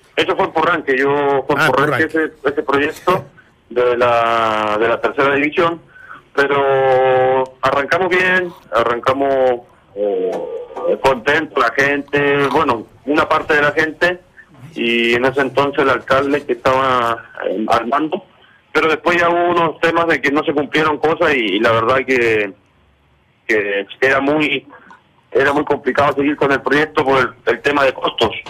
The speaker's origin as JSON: {"language": "Spanish", "town": "Purranque", "region": "Los Lagos", "country": "Chile", "tie": "born or raised there", "also_born_or_lived": "Mexico", "moved": "as an adult", "lives_now": "Monterrey, Mexico", "said": "yo soy chileno, yo amo mi país, amo mi pueblo, Porrenque"}